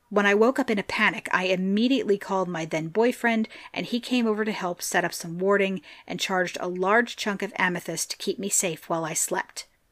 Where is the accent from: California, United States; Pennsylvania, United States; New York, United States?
Pennsylvania, United States; I love hearing from my home state.